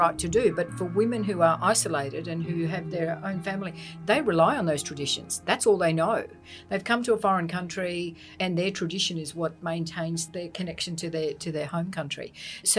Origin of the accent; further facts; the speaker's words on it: Australia; we as an Australian society